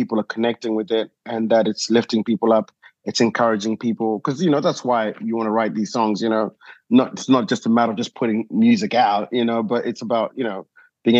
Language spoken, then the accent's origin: English; Zimbabwe; moved away as an adult; also born or lived in South Africa / United Kingdom; now in Nashville, United States; born in Zimbabwe, you know, grew up, did my school there